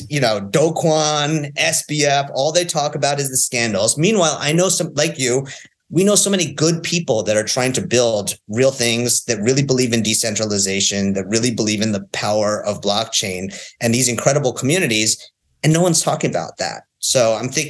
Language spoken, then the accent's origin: English; New York, United States; moved away as an adult; also born or lived in Northern California; I'm from New York